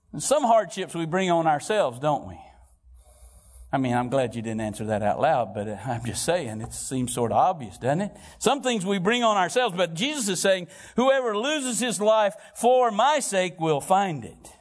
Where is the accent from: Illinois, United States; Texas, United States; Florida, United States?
Florida, United States; Valparaiso; I'm from Valparaiso, Florida